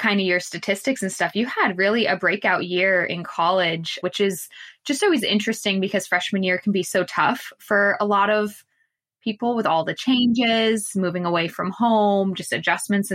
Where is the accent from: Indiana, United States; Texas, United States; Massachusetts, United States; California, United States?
Massachusetts, United States; moved away; I'm from Massachusetts originally, so the other side of the country